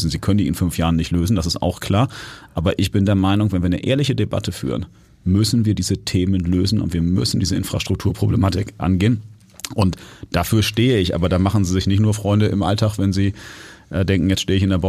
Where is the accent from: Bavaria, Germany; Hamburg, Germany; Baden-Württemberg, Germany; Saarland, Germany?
Hamburg, Germany; born there; Der Grund ist, ich bin Hamburger, ja, und zwar von Geburt